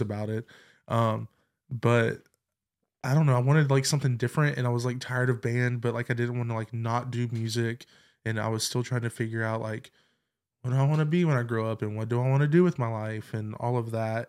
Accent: Clover, South Carolina, United States; I grew up in Clover, South Carolina

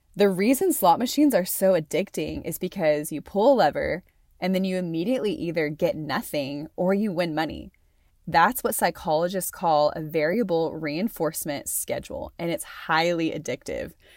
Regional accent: Conway, Arkansas, United States; moved away as an adult; also born or lived in Amarillo, Texas / Stillwater, Oklahoma; now in Wyoming, United States; raised in Conway, Arkansas

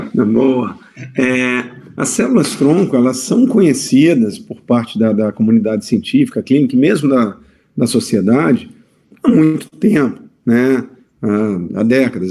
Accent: Vitória, Espírito Santo, Brazil; moved away as an adult; now in Campinas, Brazil; eu sou de Vitória, Espírito Santo, então eu tive que mudar a minha vida pra, pra Campinas

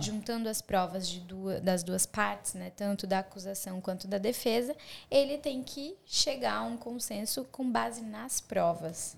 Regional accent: Blumenau, Santa Catarina, Brazil; born or raised there; moved away as an adult; also born or lived in Curitibanos / São José do Cerrito; now in Australia

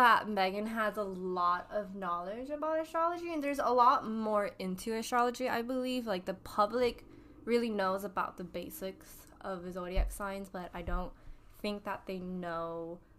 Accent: Washington, United States; born there; I was born here in Washington.

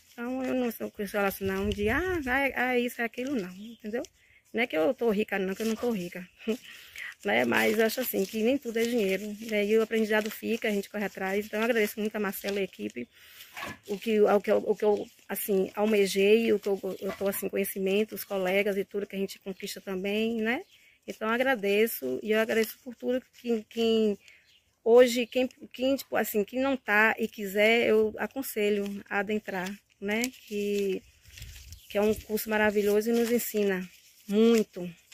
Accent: Santo Amaro da Purificação, Bahia, Brazil; eu sou de Santa Maria da Purificação

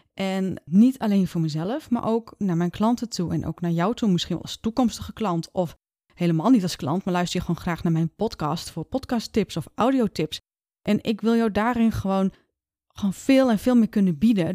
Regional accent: Leeuwarden, Friesland, Netherlands; ik kom uit Leeuwarden, Friesland

